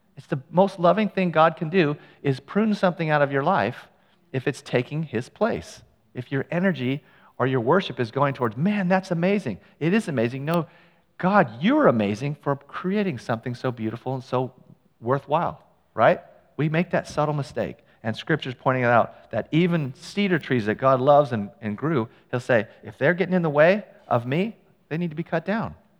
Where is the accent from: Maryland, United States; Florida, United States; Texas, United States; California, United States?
California, United States; Ukiah; I grew up in Ukiah. It's a town a couple hours north of San Francisco